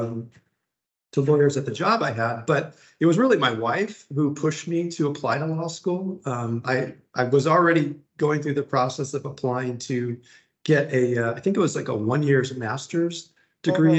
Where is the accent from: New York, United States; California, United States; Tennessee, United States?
California, United States; Laguna Beach; also born or lived in Garden Grove, California / Santa Ana, California / Irvine, California; I grew mm -hmm. up mm-hmm. down in Orange County uh, here in Southern California